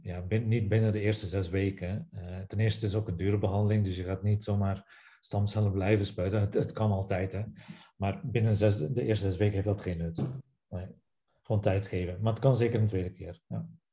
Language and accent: Dutch; Belgium; accent: Belgian; moved away as an adult; also born or lived in Ghent; now in Netherlands; zoals je hoort aan mijn naam en aan mijn accent, nog altijd na 14 jaar Nederland, ben ik Belg